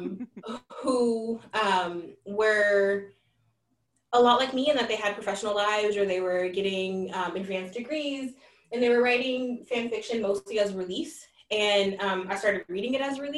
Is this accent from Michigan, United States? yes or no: no; California, United States; moved away as an adult; also born or lived in the Midwest; I'm originally from California. I went to graduate school in the Midwest